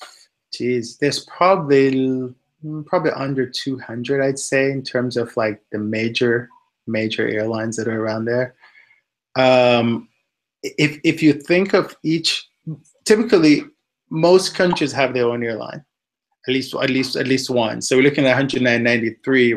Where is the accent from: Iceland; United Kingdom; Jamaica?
Jamaica; also born or lived in Washington, D.C., United States / Indianapolis, United States / Houston, United States; now in United States; I grew up in Jamaica